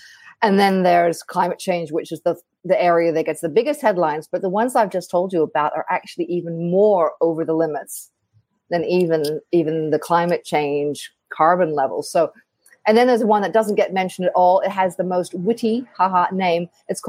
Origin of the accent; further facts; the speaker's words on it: Australia; So I come from Australia originally. I know my accent doesn't say it